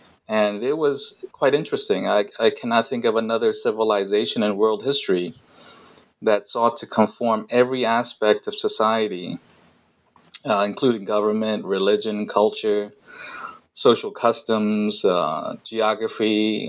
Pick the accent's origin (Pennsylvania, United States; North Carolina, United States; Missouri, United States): Pennsylvania, United States; Philadelphia; also born or lived in Queens, New York City; I was 7 years old when my family immigrated to Queens in New York City. After a few years, we moved to Philadelphia, where I finished middle and high school.